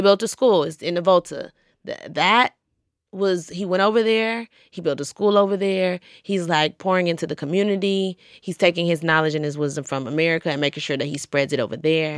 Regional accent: Georgia, United States; now in New York, United States; I'm from Georgia

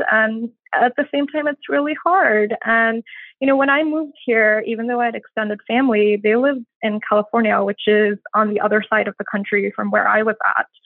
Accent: India; moved away as an adult; I grew up in I grew up in India in many different cities. We moved around a lot, and then uh, when I turned 18, I moved here.

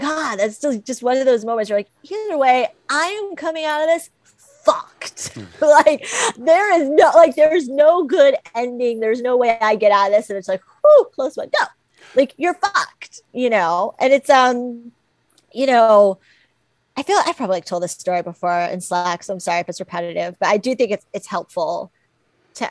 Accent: South Florida, United States; moved away; I grew up in South Florida

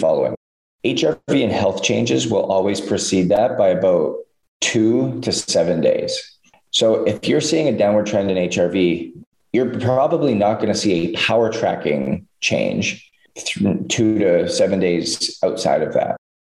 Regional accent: Canada; growing up in Canada

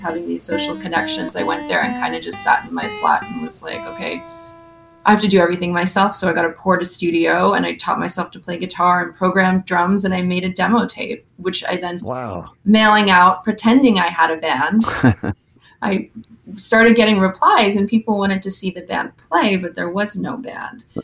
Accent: Sudbury, Ontario, Canada; moved away as an adult; also born or lived in London; I'm from Sudbury, Ontario, Canada, four hours north of Toronto. It's a mining town

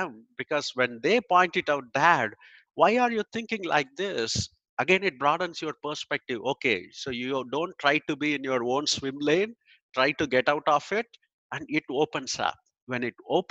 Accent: India; moved away as an adult; now in United States; I grew up in India and I moved here in 2000.

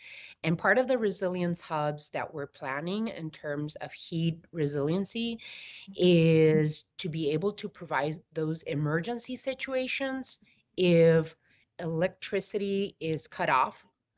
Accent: Somerton, Arizona, United States; I was born in Yuma, raised in Summerton, Arizona, 10 minutes from the border in the Yuma Valley.

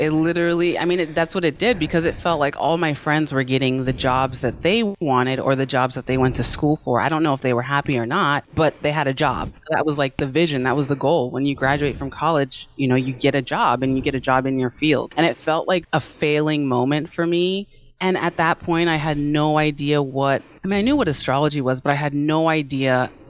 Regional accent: Maryland, United States; also born or lived in California; I was born in California and I moved back and forth from the East Coast to the West Coast. So I just kind of say that I'm from Maryland because it's just a lot easier than to tell the story of like childhood moving back and forth.

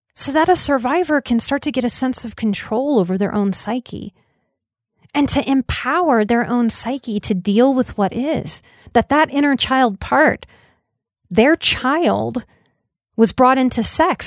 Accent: New Orleans, Louisiana, United States; I also had the mixed messaging of growing up in New Orleans

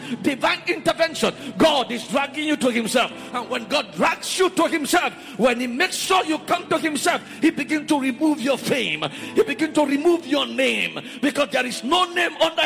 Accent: Nigeria; I come from Nigeria

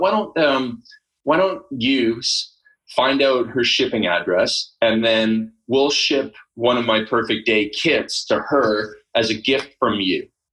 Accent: Canada; I grew up in Canada, first of all, Canada of all places, right? I grew up on a farm

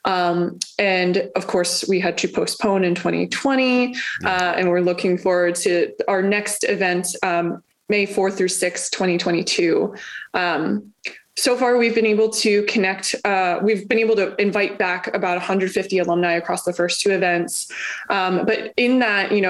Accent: Montgomery County, Maryland, United States; also born or lived in Baltimore, Maryland; I'm from Montgomery County. I'm from Maryland.

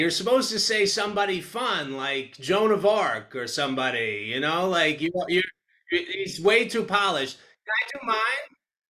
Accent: New York City, New York, United States; I'm Jewish. I don't know if you knew that, but like for young Jewish boys growing up in New York City

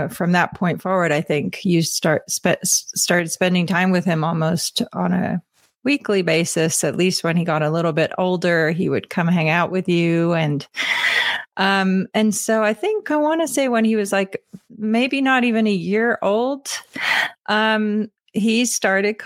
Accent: England, United Kingdom; now in Colorado, United States; I'm from England

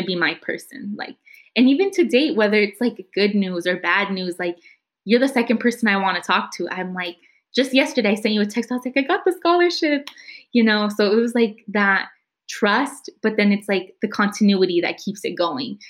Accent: San Jose, California, United States; I grew up in Eastside San Jose. I went to school in Eastside San Jose

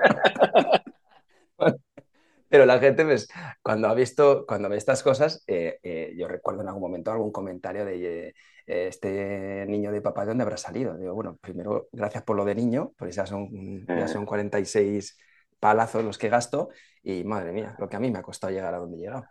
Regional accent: Spain; los españoles también nos quejamos mucho

